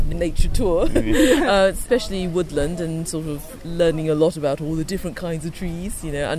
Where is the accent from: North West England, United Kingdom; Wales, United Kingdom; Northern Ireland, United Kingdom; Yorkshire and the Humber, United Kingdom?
Yorkshire and the Humber, United Kingdom; now in London, United Kingdom; I grew up in Yorkshire, actually, so I'm not entirely a town person.